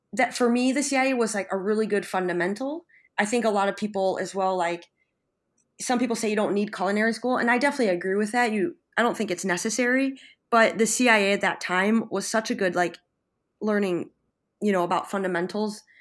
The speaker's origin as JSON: {"language": "English", "town": "Buffalo", "region": "New York", "country": "United States", "tie": "born or raised there", "moved": "as an adult", "lives_now": "San Sebastian, Spain", "said": "from Buffalo, New York, and I'm currently working and living in San Sebastian, Spain"}